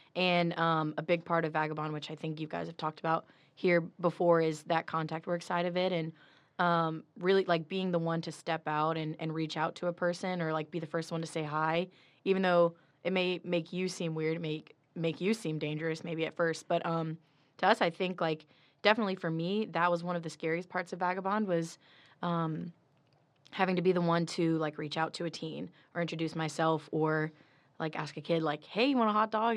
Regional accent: South Louisiana, United States; moved away; I'm from South Louisiana

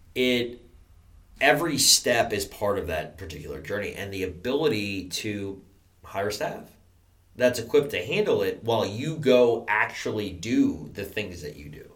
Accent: New York, United States; I'm from New York. I'm a Yankee.

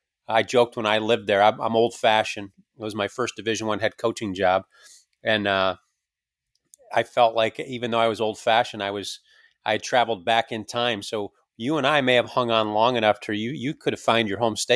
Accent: New York, United States; moved away as an adult; also born or lived in Alabama; It comes out, I'm from New York.

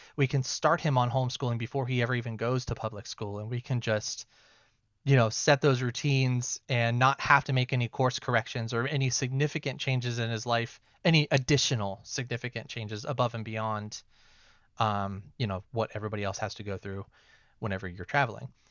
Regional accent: Ohio, United States; moved away as an adult; We're from Ohio originally

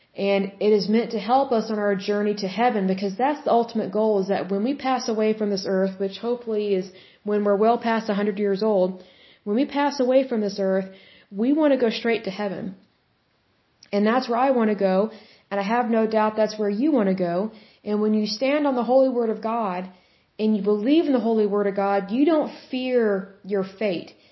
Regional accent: Oklahoma, United States; I am from Oklahoma

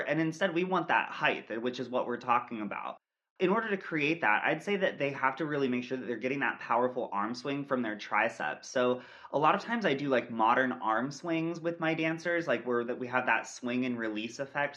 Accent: Millersburg, Ohio, United States; I grew up in Millersburg, Ohio, in a very small town dance studio

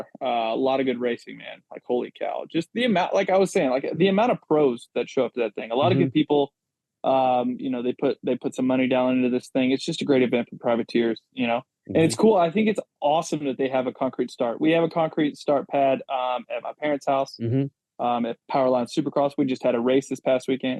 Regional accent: Tennessee, United States; I'm from Tennessee

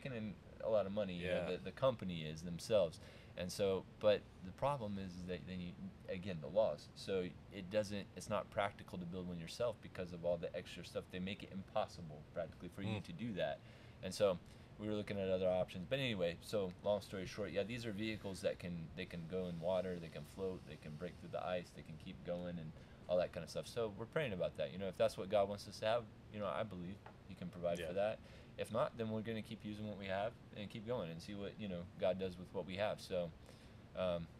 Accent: United States; moved away as an adult; now in Russia; I'm American

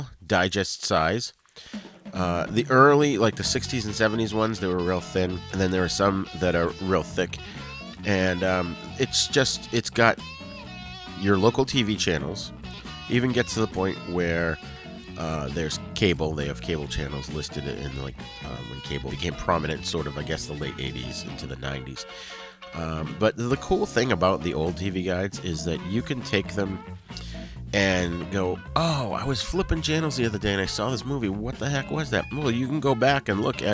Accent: Boston, Massachusetts, United States; where I grew up in the Boston area

